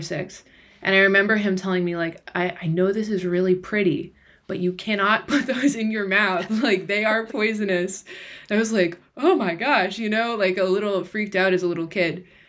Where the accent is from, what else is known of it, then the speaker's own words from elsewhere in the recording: Ohio, United States; I was born in Ohio. I grew up in Ohio.